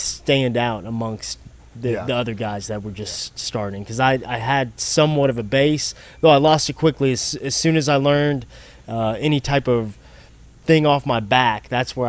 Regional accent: Louisiana, United States; also born or lived in Amory, Mississippi / Florida; I was born in Amory, Mississippi, but spent the majority of my life in Louisiana

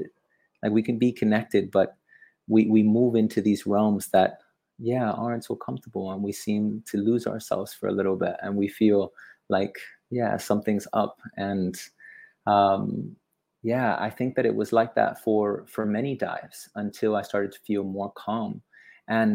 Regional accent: Miami, Florida, United States; also born or lived in Hawaii; now in Bali, Indonesia; I'm from Miami. I lived in the Florida Keys. I lived in Hawaii for some time, and now I live in the coast of Bali

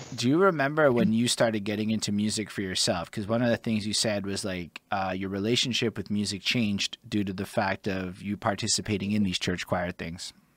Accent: Montreal, Quebec, Canada; I'm from Montreal

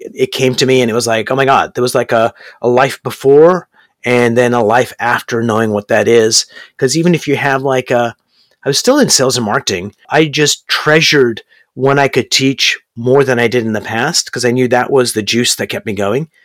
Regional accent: Canada; also born or lived in Berkeley, California / Brampton, Ontario; I'm actually here in Brampton, Ontario, Canada, and I'm a Canadian

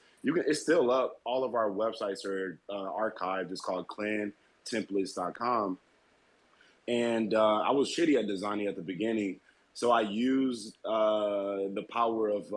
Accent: Ferguson, Missouri, United States; I grew up in Ferguson, St. Louis, Missouri, and I moved to the Boondocks, which is like a predominantly white neighborhood

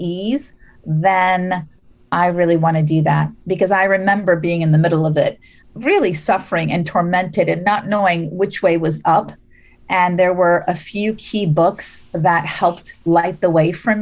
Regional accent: Las Vegas, Nevada, United States; also born or lived in Beirut, Lebanon; now in Bay Area, United States; I'm originally from Beirut, and my family moved to Las Vegas when I was seven.

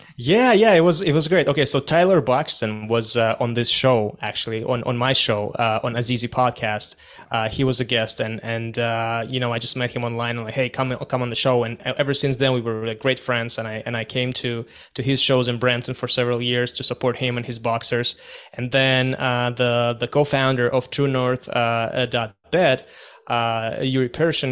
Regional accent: Kazakhstan; moved away; I was born and raised in Kazakhstan

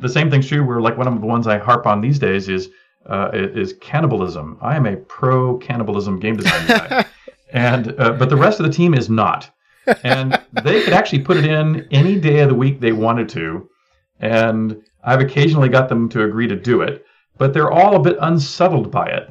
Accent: United States; also born or lived in England; I'm an American that happened to be born to American parents while uh, they were in England

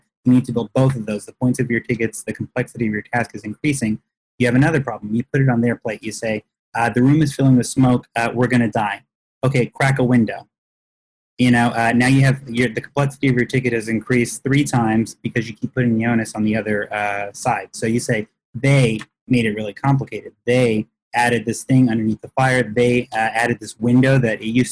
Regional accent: Texas, United States; I grew up in Texas

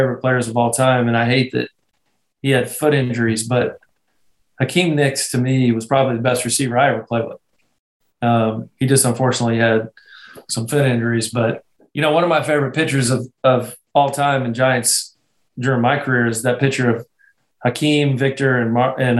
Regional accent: Scotland, United Kingdom; moved away; I'm Scottish

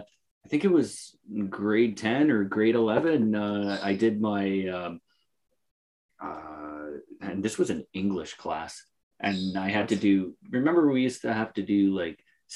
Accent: Canada

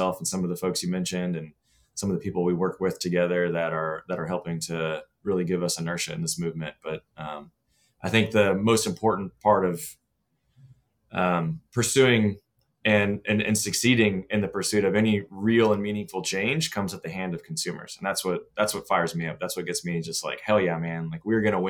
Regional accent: Austin, Texas, United States; growing up in Texas, I actually grew up here in Austin

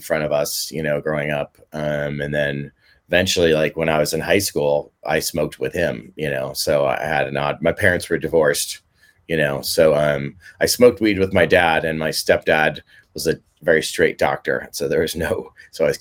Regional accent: Mill Valley, California, United States; playing Little League baseball growing up in Mill Valley

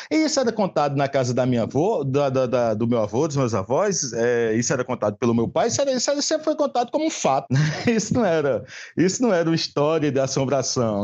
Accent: Patos, Paraíba, Brazil; eu sou sertanejo, né? Eu sou do sertão da Paraíba, Patos.

